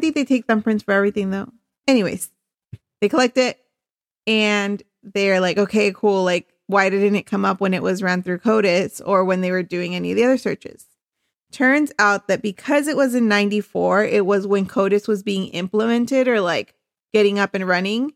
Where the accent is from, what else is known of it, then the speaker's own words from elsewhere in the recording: Chula Vista, California, United States; I am from Chula Vista originally.